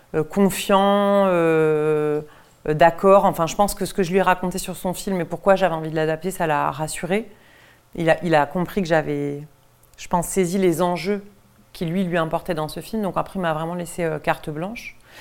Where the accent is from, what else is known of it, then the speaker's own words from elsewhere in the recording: Deux-Sèvres, Nouvelle-Aquitaine, France; je viens du même département que Laurent Cantet, je viens des Deux-Sèvres, qui est un département très rural dans l'ouest de la France.